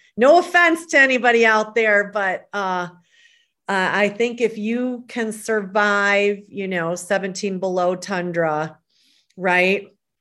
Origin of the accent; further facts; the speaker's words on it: Michigan, United States; moved away as an adult; now in Carefree, Arizona, United States; I still love my Michigan. Born and raised there.